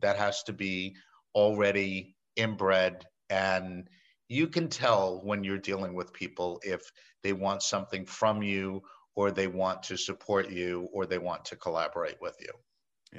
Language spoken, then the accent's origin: English; New York, United States; I'm a native New Yorker. I embrace my accent.